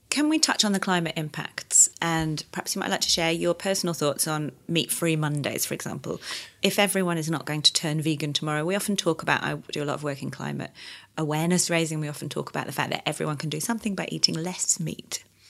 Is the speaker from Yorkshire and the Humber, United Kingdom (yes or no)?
yes; Yorkshire and the Humber, United Kingdom; I'm from Yorkshire